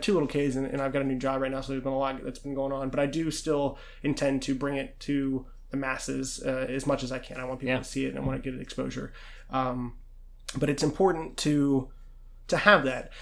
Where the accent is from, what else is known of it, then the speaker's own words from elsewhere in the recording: Pittsburgh, Pennsylvania, United States; I was born in Pittsburgh